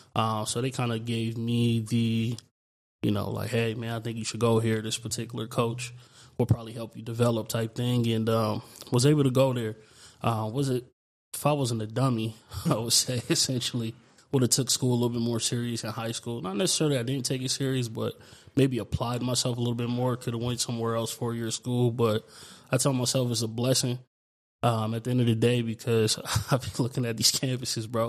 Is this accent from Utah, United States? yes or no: no; New York City, New York, United States; also born or lived in Chandler, Arizona / Gilbert, Arizona; now in Arizona, United States; being born in in New York, you know, coming from Brooklyn, you know, is is a way bigger city than this